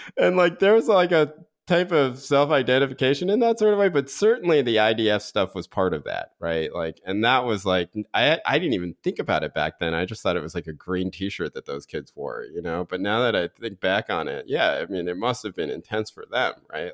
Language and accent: English; North Carolina, United States; growing up in North Carolina